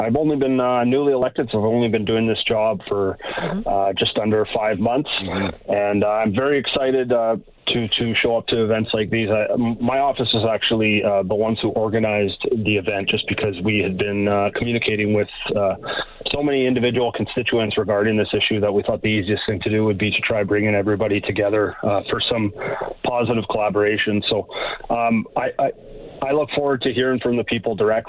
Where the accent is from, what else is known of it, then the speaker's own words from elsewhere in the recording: Slave Lake, Alberta, Canada; my hometown of Slave Lake